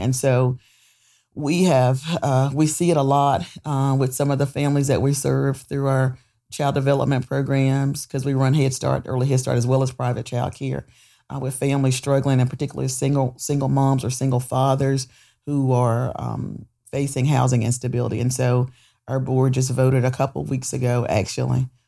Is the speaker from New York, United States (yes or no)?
no; Goldsboro, North Carolina, United States; I'm born and raised here in Goldsboro